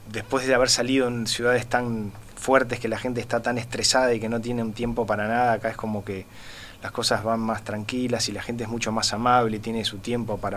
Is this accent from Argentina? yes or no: yes; Buenos Aires, Argentina; moved away; Sí, yo, yo eh, no me considero un, muy argentino porque he vivido en muchos otros lados, ¿no? Y también a mí me, costó mucho realmente volver a Argentina, a vivir en Buenos Aires más